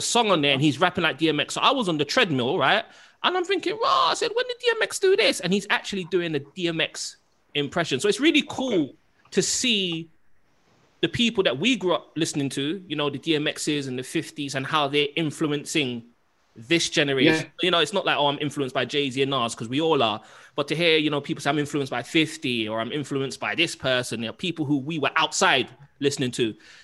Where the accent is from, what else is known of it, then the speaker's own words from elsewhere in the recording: London, United Kingdom; me growing up in Kensal Rise and Harlesden